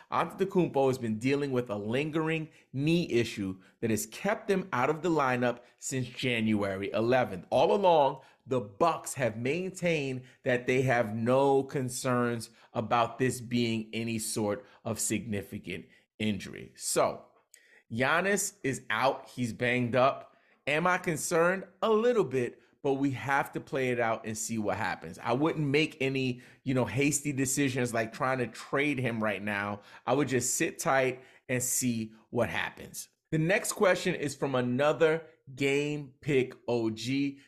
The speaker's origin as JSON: {"language": "English", "region": "New York", "country": "United States", "tie": "born or raised there", "said": "my hometown teams in, in New York"}